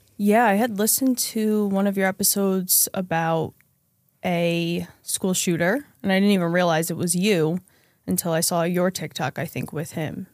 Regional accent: central New Jersey, United States; I grew up in central New Jersey, um, suburb, middle class, lower middle class family

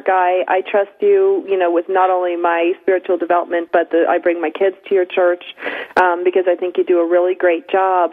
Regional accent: United States; I grew up in Erie County, which is right above Erie, Pennsylvania.

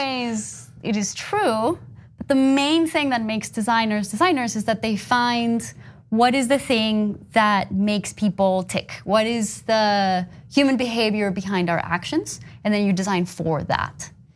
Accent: Bogotá, Colombia; moved away as an adult; I grew up in Colombia.

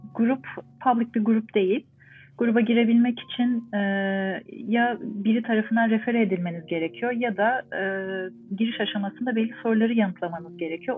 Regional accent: Ankara, Turkey; moved away as an adult; also born or lived in Istanbul; now in Montreal, Canada; Ankaralıyım. Ankara'da doğdum, büyüdüm, okudum

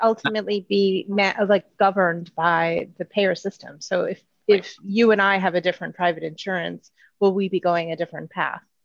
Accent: United States; now in Spain; as an American

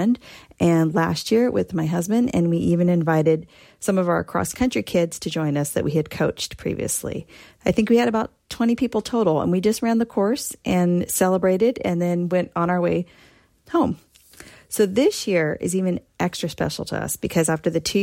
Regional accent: Concord, California, United States; our hometown of Concord

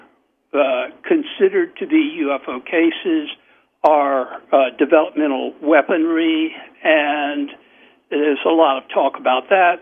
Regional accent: Augusta, Georgia, United States; now in Atlanta, United States; my hometown, Augusta, Georgia. Boy, I fall into the accent when I say Augusta, Georgia

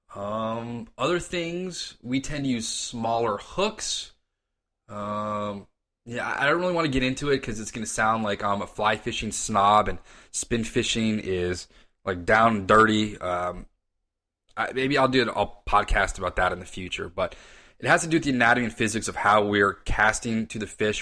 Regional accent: Reston, Virginia, United States; now in Arlington, United States; I was born and raised in Reston, Virginia, and lived there till my wife and I moved to Ballston

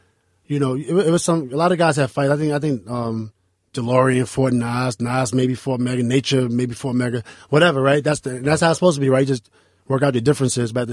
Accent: New York City, New York, United States; I'm from 10th Street, and we used to go to play ball at Baby Park

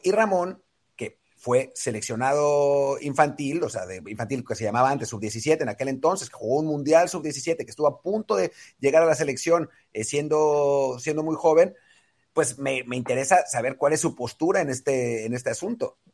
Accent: Mexico; soy mexicano

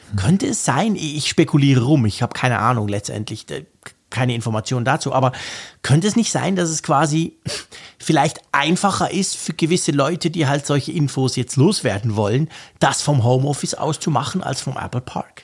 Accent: Switzerland; ich bin ja Schweizer

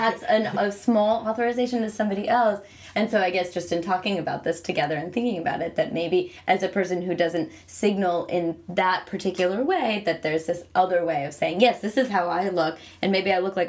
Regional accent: Western Massachusetts, United States; moved away as an adult; also born or lived in Atlanta, Georgia; now in New York, United States; I was growing up in Western Massachusetts

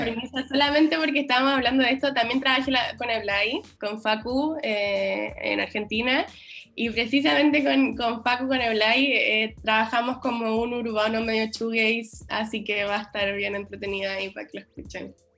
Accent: Chile; los chilenos quizás somos más tímidos

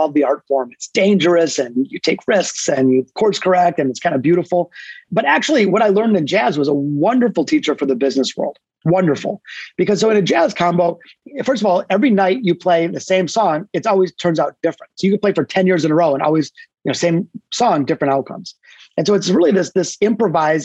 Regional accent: Detroit, Michigan, United States; Yeah, so I grew up in Detroit. I'm a hardcore Detroit guy, born in the city, not the suburbs

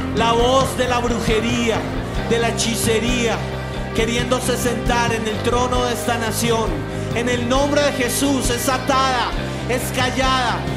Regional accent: Colombia; como colombianos

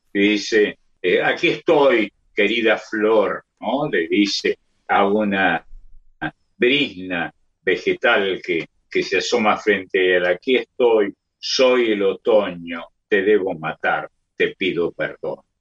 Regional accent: Córdoba, Argentina; accent: cordobés; esa es la tonada del barrio San Vicente, de donde soy, en Córdoba.

